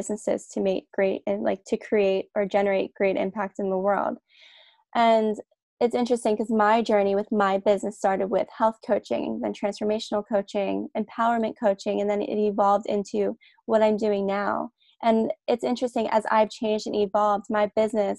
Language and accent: English; New Jersey, United States; now in Australia; I'm originally from New Jersey in the States, but I live in Australia now with my partner.